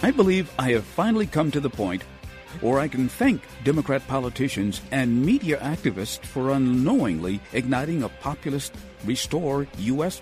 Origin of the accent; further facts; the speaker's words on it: Cleveland, Ohio, United States; During my formative years growing up in Cleveland